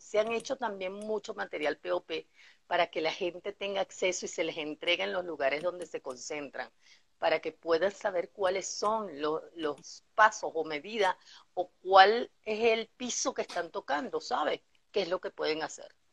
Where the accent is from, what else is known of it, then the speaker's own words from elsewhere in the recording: Venezuela; la esencia que tenemos como venezolanos